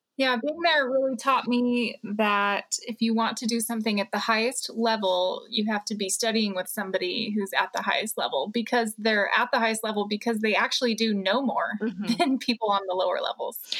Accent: Texas, United States; I grew up in Texas like Brian, but far apart from Brian

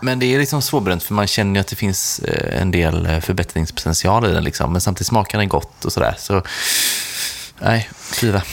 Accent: Sweden; Som svensk

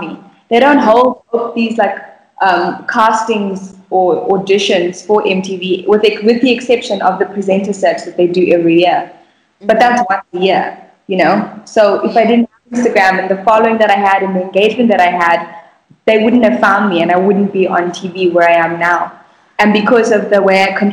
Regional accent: Bulawayo, Zimbabwe; moved away; also born or lived in Harare; my hometown of Bulawayo, is that I had such a pure childhood.

